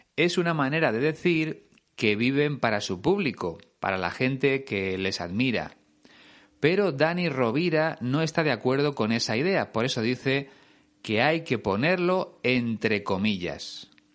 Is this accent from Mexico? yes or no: no; Spain; en España usamos el verbo hacer, hacer una foto